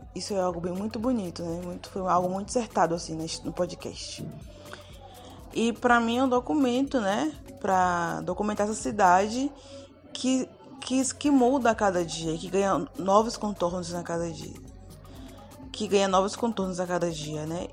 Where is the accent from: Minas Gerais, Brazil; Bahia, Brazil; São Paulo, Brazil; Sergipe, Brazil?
Bahia, Brazil; Santo Amaro; Eu que sou de Santo Amaro